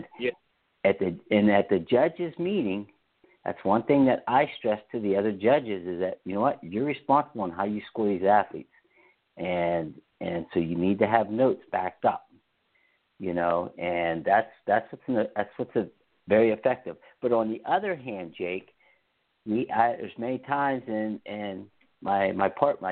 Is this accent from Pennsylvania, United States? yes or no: yes; Pennsylvania, United States; I'm from Pennsylvania.